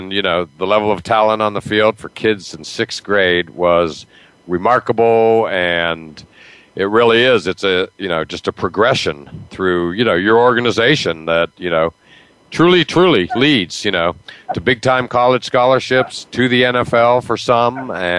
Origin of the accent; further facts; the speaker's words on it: Massachusetts, United States; literally a couple kids from my hometown and coaches that literally lived in my small town outside Boston.